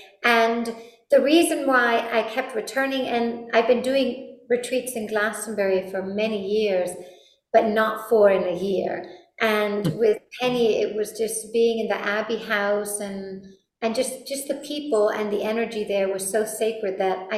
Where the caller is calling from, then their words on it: Madrid, Community of Madrid, Spain; Well, I'm actually calling from Spain. I live in Madrid, in the mountains of Madrid.